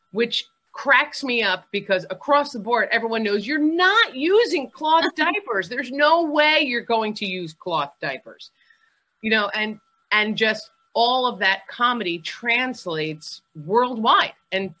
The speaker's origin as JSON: {"language": "English", "region": "New York", "country": "United States", "said": "I came from New York, which was like different in the music business."}